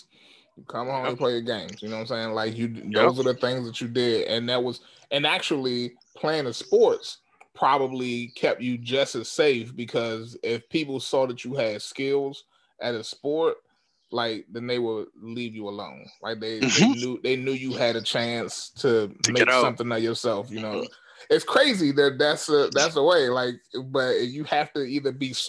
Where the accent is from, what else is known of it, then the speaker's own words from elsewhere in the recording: Washington, District of Columbia, United States; I grew up in Washington, D.C., an area called Southeast Washington, D.C.